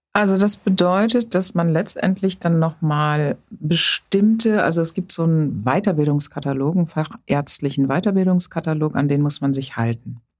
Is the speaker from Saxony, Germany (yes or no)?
no; later near Bonn, North Rhine-Westphalia, Germany; moved away as an adult; now in Hamburg, Germany; Also aufgewachsen bin ich auf dem Land. Dort habe ich die gesamte Kindheit verbracht, rechtsrheinisch sozusagen, zusammen mit meiner älteren Schwester. Und in der Pubertät sind wir dann etwas städtischer umgezogen, das heißt in die Nähe von Bonn